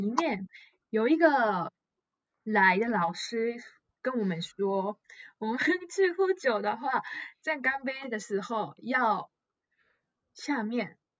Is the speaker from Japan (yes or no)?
yes; Japan; Chinese is a second language; also born or lived in Taiwan; 我是日本人